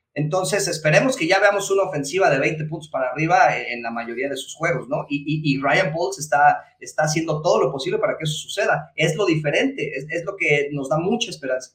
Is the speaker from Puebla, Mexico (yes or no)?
no; State of Mexico, Mexico; nosotros somos del Estado de México